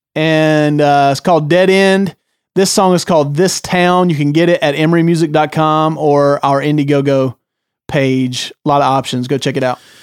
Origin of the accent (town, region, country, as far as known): the South, United States; born or raised there; moved away as an adult